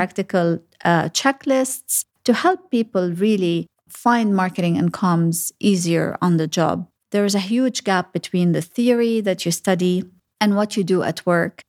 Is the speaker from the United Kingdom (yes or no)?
no; Sharjah, United Arab Emirates; also born or lived in Lebanon / Dubai / Abu Dhabi; having gro-, grown up in Sharjah, I feel that I pretty much know the U A E from the back of my hands.